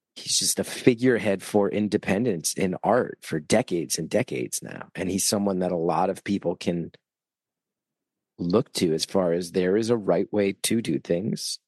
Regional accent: West Orange, New Jersey, United States; I grew up in North Jersey where New York hardcore was a big influence

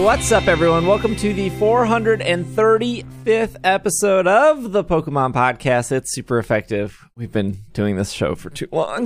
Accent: United States; I'm American.

